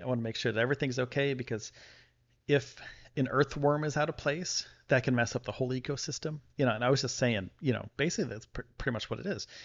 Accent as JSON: {"language": "English", "town": "Buffalo", "region": "New York", "country": "United States", "moved": "yes", "lives_now": "Texas, United States", "said": "I'm from the Buffalo area"}